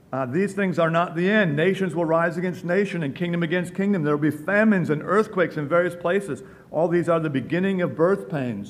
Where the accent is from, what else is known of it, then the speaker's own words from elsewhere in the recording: Milwaukee, Wisconsin, United States; moved away; a child growing up in Milwaukee